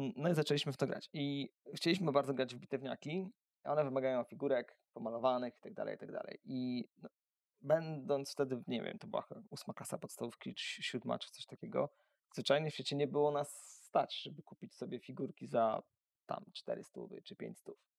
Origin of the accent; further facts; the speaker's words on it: Węgrów, Masovian Voivodeship, Poland; also born or lived in Warsaw / Siedlce; now in Siedlce area, Poland; Ja pochodzę z mojego miasteczka z Węgrowa. To jest takie e, miasteczko niedaleko Warszawy, około 100 kilometrów.